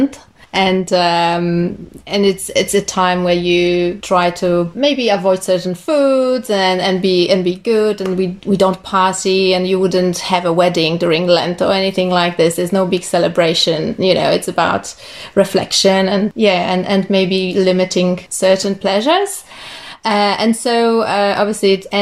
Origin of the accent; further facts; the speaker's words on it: Poland; moved away as an adult; also born or lived in Ireland; now in Nelson, New Zealand; I'm originally from Poland.